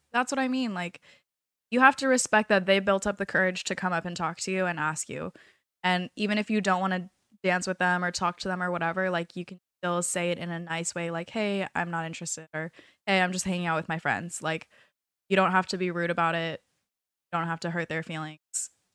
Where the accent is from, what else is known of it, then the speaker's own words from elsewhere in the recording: California, United States; moved away as an adult; now in South Florida, United States; I am from California